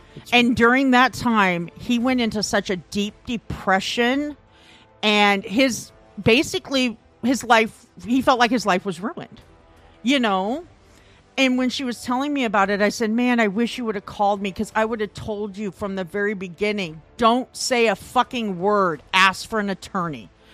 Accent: Midwest, United States; I'm from the Midwest.

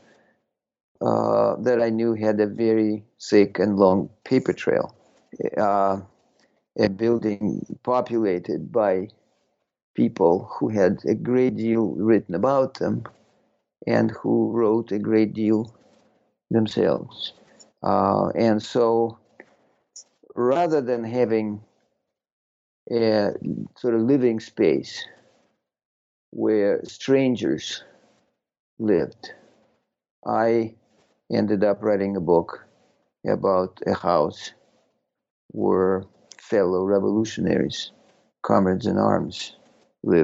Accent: Moscow, Russia; moved away as an adult; also born or lived in Austin, Texas / North Carolina / Berkeley, California; now in United States; I was born in Moscow in 1956 and went to Moscow State University and then arrived in this country in 1983 and have lived here ever since.

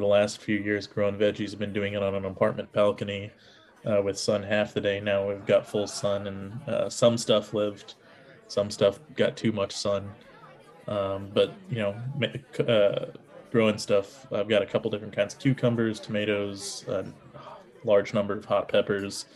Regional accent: Kansas City, Missouri, United States; growing up in Kansas City

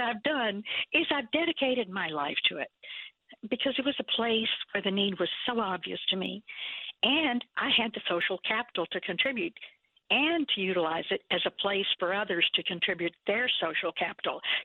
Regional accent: Raymondville, Texas, United States; I was born in Raymondville, Texas

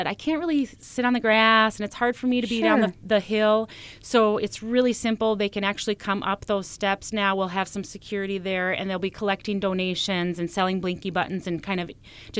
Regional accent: Pequot Lakes, Minnesota, United States; I'm from Pequot

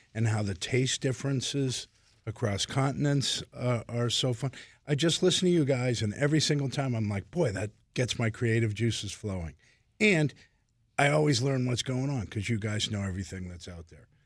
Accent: Boston, Massachusetts, United States; moved away; I'm from Boston originally

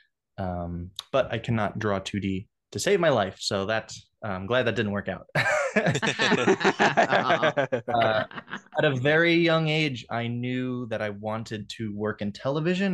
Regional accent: New York City, New York, United States; I'm a native New Yorker. I grew up in Staten Island

